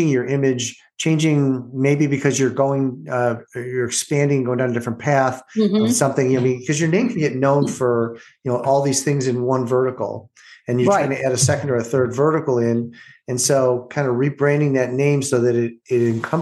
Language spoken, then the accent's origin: English; Orland Park, Illinois, United States; I grew up in Orland Park